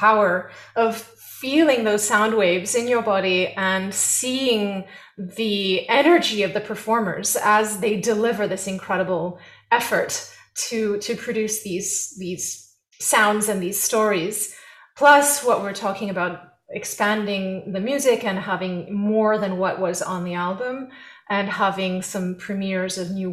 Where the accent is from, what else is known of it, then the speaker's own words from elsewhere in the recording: France; now in United States; I was born in France